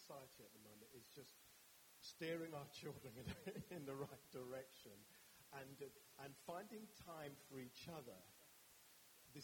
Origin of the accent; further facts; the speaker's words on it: London, United Kingdom; My background is a Catholic boy from North London, from a Nigerian parenting, but raised by my father